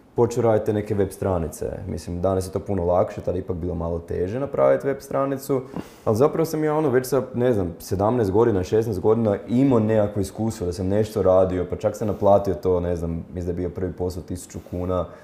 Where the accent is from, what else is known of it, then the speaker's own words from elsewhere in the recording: Zagreb, City of Zagreb, Croatia; ja sam tu iz Zagreba, ono, živio sam sa roditeljima